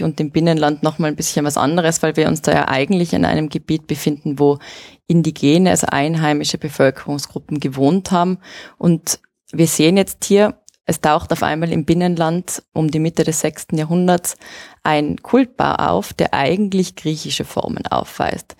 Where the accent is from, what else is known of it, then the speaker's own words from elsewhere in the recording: Innsbruck, Tyrol, Austria; also born or lived in Axams; grundsätzlich bin ich eine Innsbruckerin bzw. Axamerin, das heißt, meine Wurzeln liegen in Innsbruck